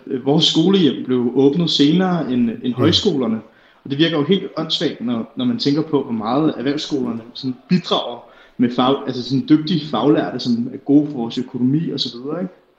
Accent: Herlev, Capital Region of Denmark, Denmark; Jeg er 23 år gammel, så kommer jeg fra Herlev

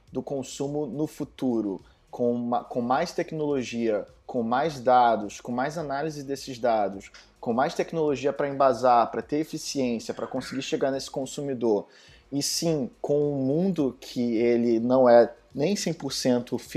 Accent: Brazil; Eu sou brasileiro

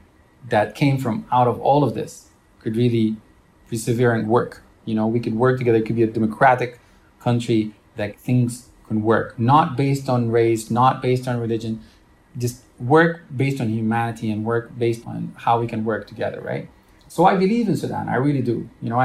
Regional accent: Romania; born there; I was born in Romania.

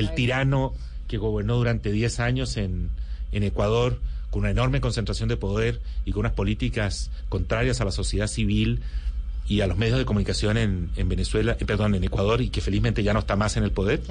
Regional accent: Chile; yo crecí em, eh, mi, adolescencia y toda mi juventud y estudios universitarios los hice en Chile bajo la dictadura de Pinochet

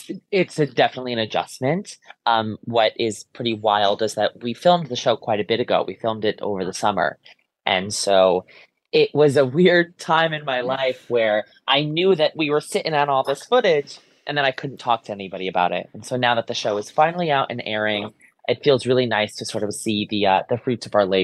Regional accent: Ansonia, Connecticut, United States; I grew up in a very small town in Connecticut. I grew up in Ansonia. I still live in Ansonia. I want to say it's the second smallest city in the state.

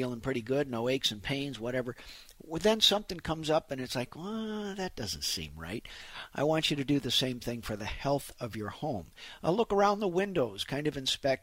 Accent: St. Louis, Missouri, United States; growing up in St. Louis

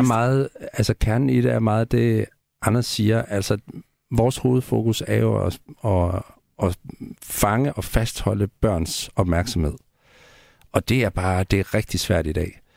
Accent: Central Jutland, Central Denmark Region, Denmark; i Midtjylland, hvor jeg voksede op, der var det et helt normalt ord

